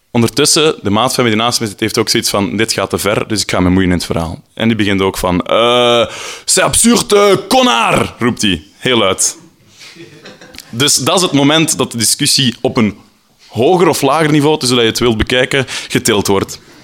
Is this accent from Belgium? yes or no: yes; Flanders, Belgium; now in Brussels, Belgium; Ik ben een Vlaming in Brussel en mijn Frans is niet heel goed